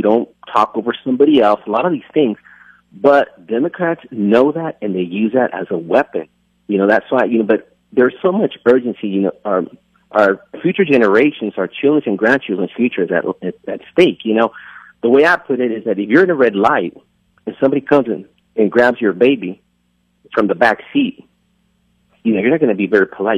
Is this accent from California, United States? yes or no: yes; California, United States; moved away; also born or lived in Texas; I was born in California